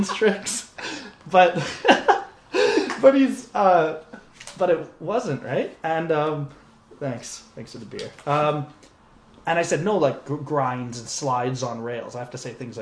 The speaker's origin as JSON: {"language": "English", "country": "Canada", "said": "we're Canadian"}